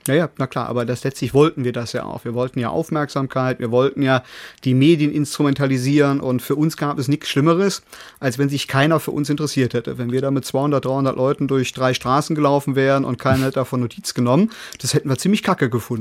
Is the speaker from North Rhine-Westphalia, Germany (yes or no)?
yes; Cologne, North Rhine-Westphalia, Germany; bei uns in Köln am Rhein